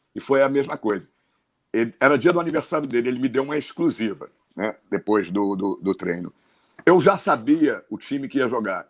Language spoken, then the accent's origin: Portuguese; Pelotas, Rio Grande do Sul, Brazil; Eu sou de Pelotas